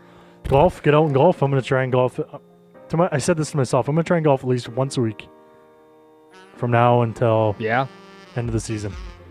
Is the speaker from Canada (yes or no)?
yes; Regina, Saskatchewan, Canada; We're from Regina.